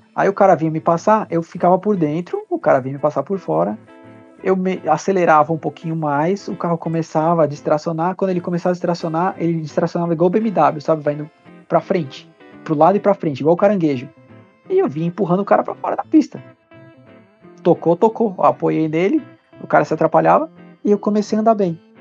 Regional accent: São Paulo, Brazil; eu nasci lá

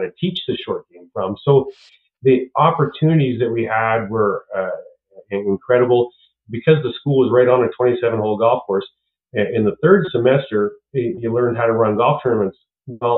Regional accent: Stettler, Alberta, Canada; also born or lived in San Diego; growing up in Stettler, you know, I was the best golfer in Stettler

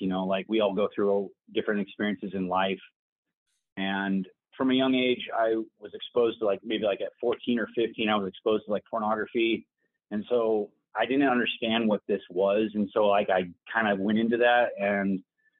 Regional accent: Oregon City, Oregon, United States; also born or lived in Bend, Oregon / Boise, Idaho; I was born in Oregon City, Oregon.

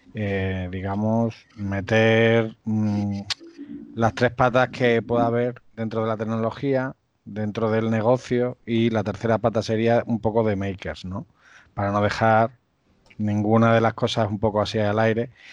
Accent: Cáceres, Extremadura, Spain; yo soy de Extremadura, de Cáceres

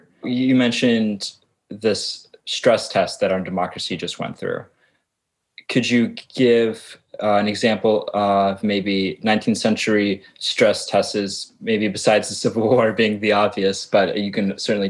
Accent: Georgia, United States; in my home state of Georgia

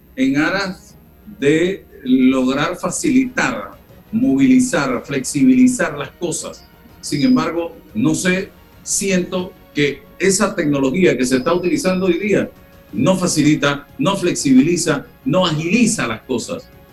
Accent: Panama

